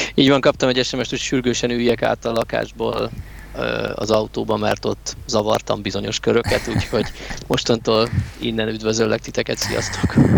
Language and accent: Hungarian; Hungary